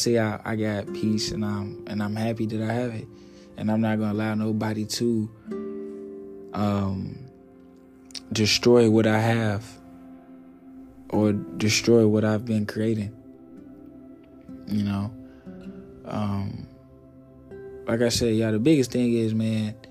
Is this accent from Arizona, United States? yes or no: no; Little Rock, Arkansas, United States; growing up in Little Rock, Sam's Barbecue